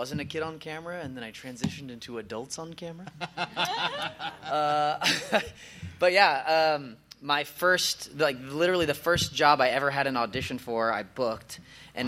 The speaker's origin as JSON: {"language": "English", "town": "Pinole", "region": "California", "country": "United States", "moved": "yes", "lives_now": "Los Angeles, United States", "said": "originally I'm from Northern California, a little city outside of San Francisco called Pinole"}